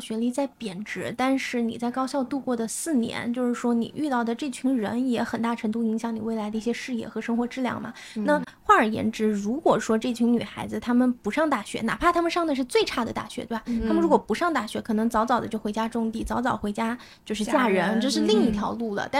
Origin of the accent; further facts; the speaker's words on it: Anhui, China; 我是来自安徽嘛